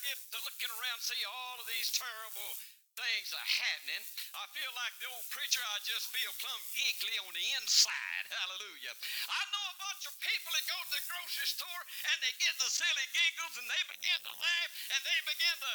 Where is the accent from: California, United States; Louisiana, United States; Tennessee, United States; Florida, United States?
Louisiana, United States; I'm from Louisiana